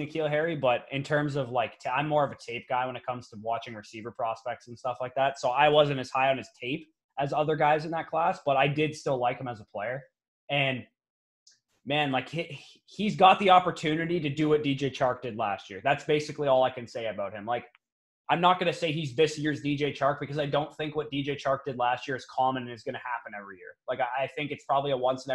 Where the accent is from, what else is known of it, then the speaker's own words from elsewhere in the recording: Canada; I'm Canadian